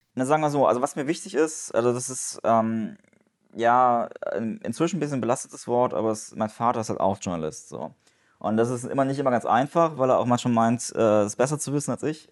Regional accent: Germany; moved away as an adult; also born or lived in Japan; als Deutscher

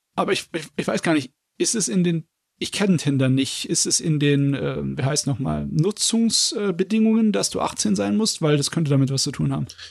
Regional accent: Germany; bei uns in Deutschland

